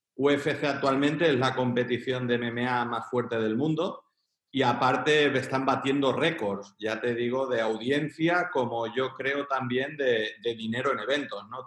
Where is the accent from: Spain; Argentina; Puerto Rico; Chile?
Spain; Girona, Catalonia; now in Chiclana de la Frontera, Spain; yo soy de Pontmayor. Entonces, un barrio humilde, trabajador.